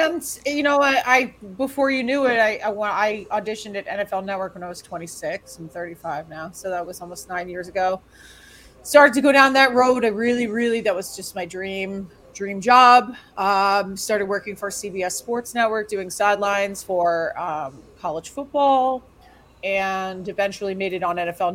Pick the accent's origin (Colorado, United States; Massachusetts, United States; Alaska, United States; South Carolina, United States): Massachusetts, United States; Boston; Born and raised in Boston, Massachusetts